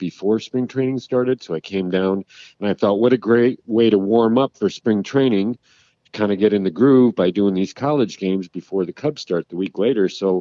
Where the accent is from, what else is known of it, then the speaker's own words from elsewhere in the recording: Minnesota, United States; my brothers who are also Vikings fans growing up in Minnesota